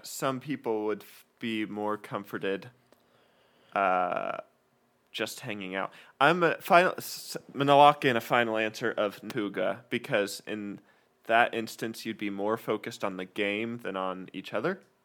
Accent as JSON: {"language": "English", "town": "Kalispell", "region": "Montana", "country": "United States", "tie": "born or raised there", "moved": "yes", "lives_now": "Texas, United States", "said": "I grew up in Kalispell, where we always had a huge winter with lots of snow"}